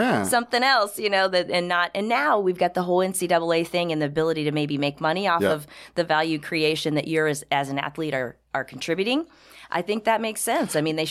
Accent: Texas, United States; also born or lived in North Dakota / Indiana / Florida; I mean, I've grown up in a few different places. Texas was sort of part of my childhood. A little bit southern Indiana, born in North Dakota, toddlerhood in Florida.

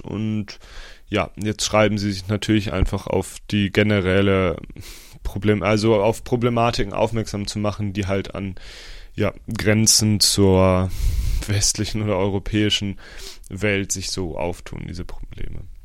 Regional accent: Osnabrück, Lower Saxony, Germany; moved away; in meiner Heimat Osnabrück

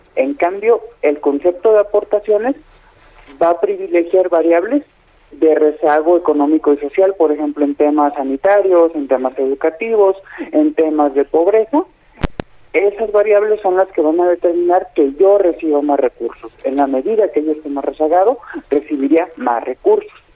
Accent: Mexico; problemas que nos atañen a todos como pues mexicanos

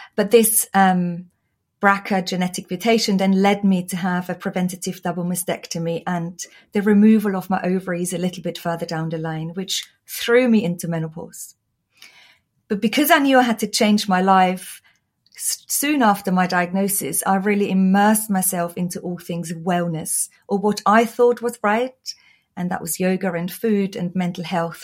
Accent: Austria; English is a second language; moved away; Oh, you might hear from my accent. I was born and raised in Austria

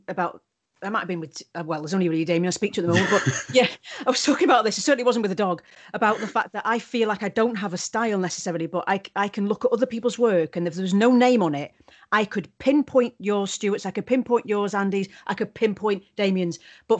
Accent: Wales, United Kingdom; accent: Welsh; I think I've lost my Welsh accent. But if I'm angry... Yeah. Then it comes out really.

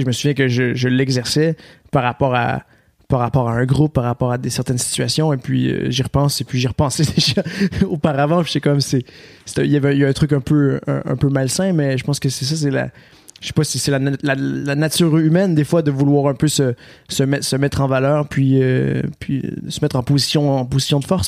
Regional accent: Quebec, Canada; accent: Québécois; j'ai un accent québécois, donc je viens, je viens du Québec

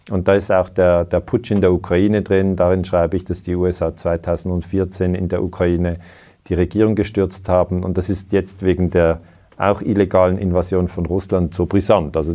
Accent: Switzerland; ich bin 49 Jahre alt, ich habe zwei Kinder, ich bin Schweizer

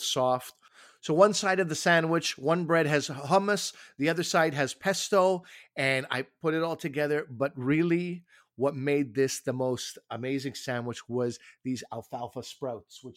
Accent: Canada; also born or lived in Toronto; I'm Canadian

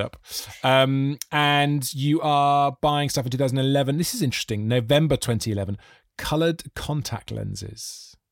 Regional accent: Monmouth, Wales, United Kingdom; I grew up in Monmouth in South Wales

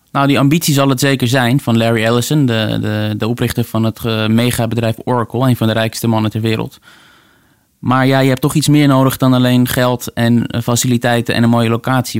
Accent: Netherlands

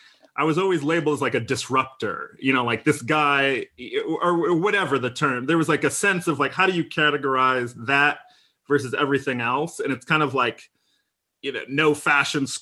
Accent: Midwest, United States; I'm from the Midwest of America, right? I'm not from New York or LA.

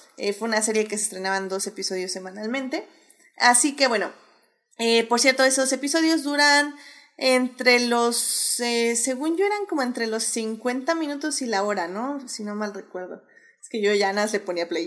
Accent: Mexico; algunas costumbres que no tenemos aquí, por ejemplo en México

